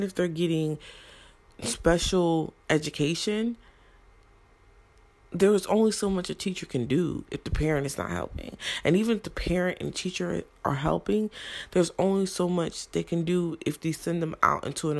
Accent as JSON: {"language": "English", "town": "Brownsville", "region": "New Jersey", "country": "United States", "tie": "born or raised there", "also_born_or_lived": "Newark, New Jersey", "said": "I was born in Newark. Though I did not live in Newark my whole life, I was raised in Brownsville, New Jersey"}